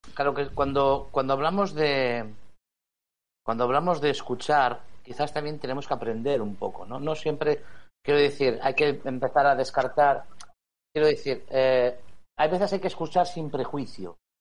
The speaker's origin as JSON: {"language": "Spanish", "country": "Spain", "said": "como español"}